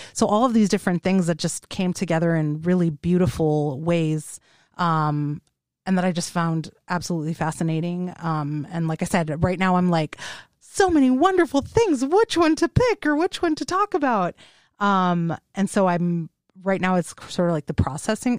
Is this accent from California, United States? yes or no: yes; Los Angeles, California, United States; moved away; I am from the Los Angeles area